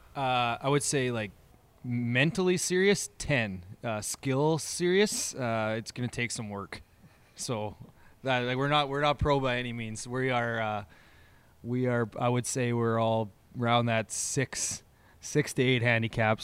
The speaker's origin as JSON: {"language": "English", "town": "Moose Jaw", "region": "Saskatchewan", "country": "Canada", "said": "the three of us, we essentially, we're from Moose Jaw"}